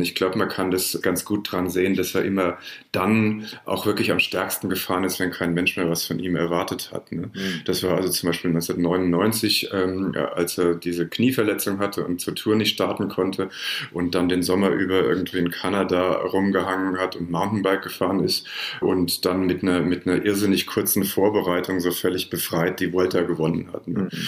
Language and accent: German; Frankfurt am Main, Hesse, Germany; moved away as an adult; now in New York, United States; Ich bin im Augenblick äh, in Frankfurt am Main, aber das ist nicht mein Hauptwohnsitz. Also ich komme da immer mal wieder zu Besuch, das ist meine Heimatstadt, aber eigentlich lebe ich in New York